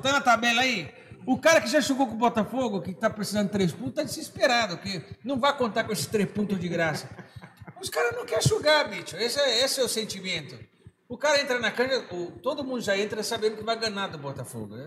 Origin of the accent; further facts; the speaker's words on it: Argentina; eu sou, argentino